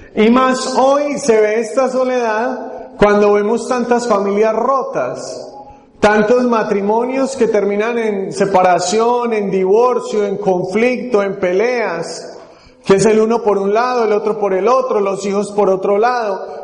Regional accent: Medellín, Antioquia, Colombia; accent: Paisa; el sector de Colombia al que pertenecemos, mi esposa y yo ya, ahorita también se va a presentar, es Medellín y allí nos dicen paisas

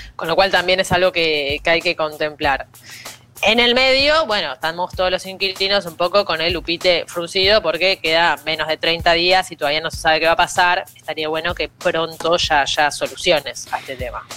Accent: Argentina; now in Buenos Aires, Argentina; nuestro país

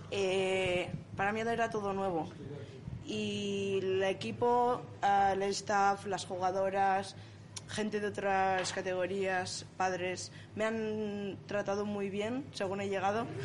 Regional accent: Navia, Asturias, Spain; born there; Eh, Navia.

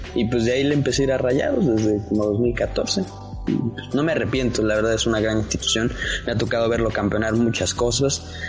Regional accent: Toluca, State of Mexico, Mexico; Yo soy de Toluca

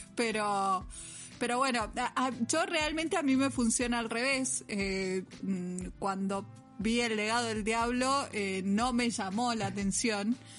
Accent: Mendoza, Argentina; somos de Mendoza y acá estamos flexibilizando la cuarentena

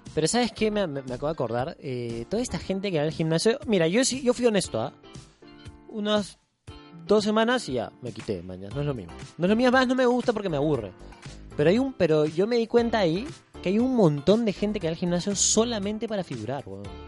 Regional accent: Lima, Peru; also born or lived in Iquitos; nací en Lima

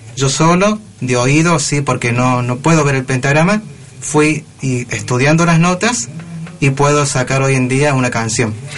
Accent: Córdoba, Argentina; Soy de Córdoba capital

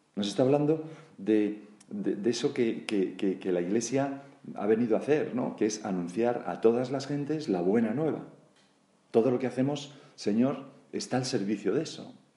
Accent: Galicia, Spain; Como buen gallego

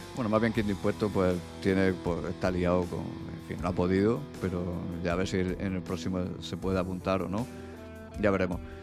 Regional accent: Region of Murcia, Spain; pronuncio las bandas de esa manera porque también soy de Murcia

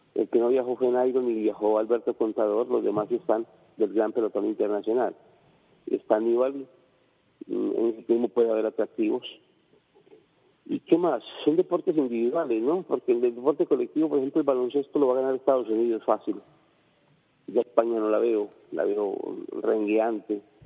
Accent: Colombia; como decimos nosotros en Colombia

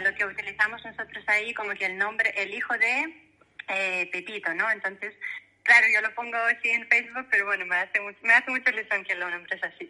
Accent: Belarus; Spanish is a second language; moved away as an adult; also born or lived in Poland / Valencia, Spain; now in Spain; yo nací en la Unión Soviética cuando todavía existía. El país Mm, donde yo nací, que es ahora mismo República de Bielorrusia

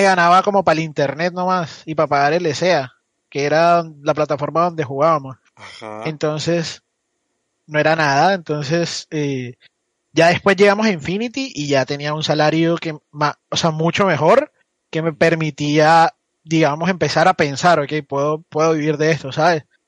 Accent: Barranquilla, Atlántico, Colombia; Yo soy de Barranquilla.

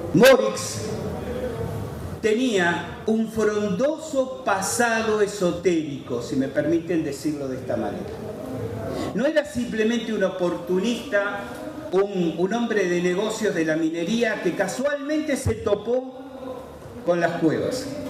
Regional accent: Argentina; Somos argentinos

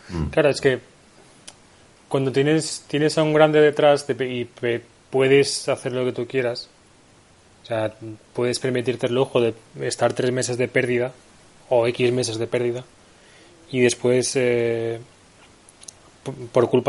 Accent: Camariñas, Galicia, Spain; ¿Tú te imaginas jugar por Alicante o por Sax o por, yo que sé, o por Camariñas, que es mi pueblo, mm.

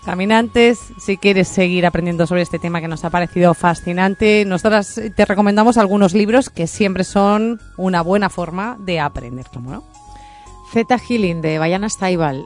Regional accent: Spain; aquí en España

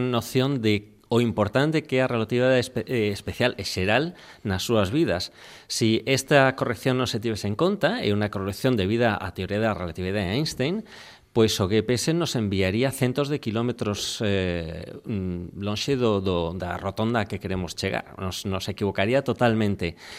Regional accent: Castile, Spain; Galician is a second language; now in Galicia, Spain; eu que veño de Castela

